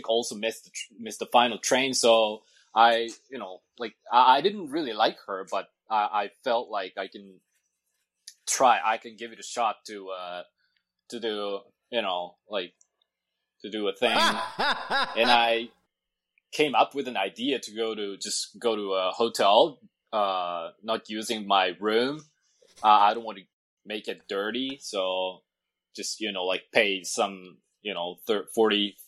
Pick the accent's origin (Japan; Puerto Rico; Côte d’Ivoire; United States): Japan; Tokyo; also born or lived in Osaka; I'm from Tokyo, but I was working in Osaka